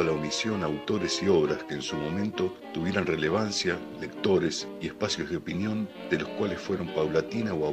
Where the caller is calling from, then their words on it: Unquillo, Córdoba, Argentina; de Unquillo, en las Sierras Chicas de Córdoba